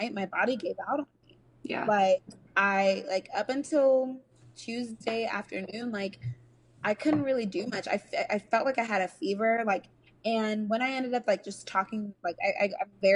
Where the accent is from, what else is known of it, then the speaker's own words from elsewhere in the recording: United States; Like I'm a Nigerian American, mm-hmm. who like, I identify as an African American because I was raised here. I this is my home